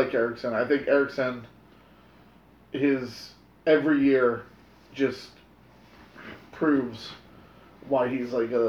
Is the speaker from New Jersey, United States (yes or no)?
yes; New Jersey, United States; I'm from New Jersey.